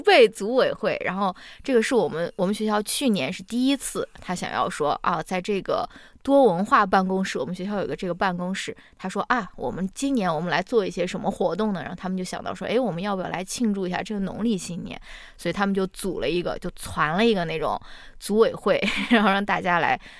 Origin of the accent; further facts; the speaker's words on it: Xi'an, Shaanxi, China; moved away; 我是陕西人，我是在西安长大的